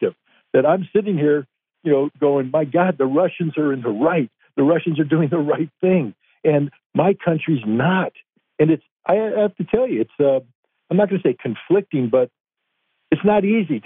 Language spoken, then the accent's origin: English; United States; an American who loves my country